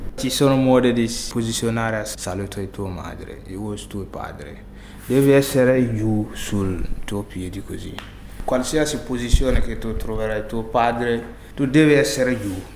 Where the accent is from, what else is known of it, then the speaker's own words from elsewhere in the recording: Burkina Faso; Italian is a second language; moved away as an adult; also born or lived in Bobo-Dioulasso, Burkina Faso; now in Italy; Ci sono elefanti in Burkina Faso, ho visti quando ero nel mio paese